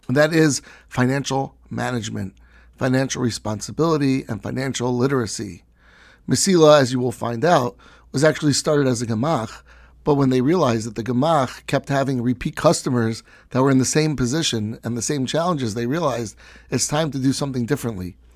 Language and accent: English; London, United Kingdom; Born and bred in London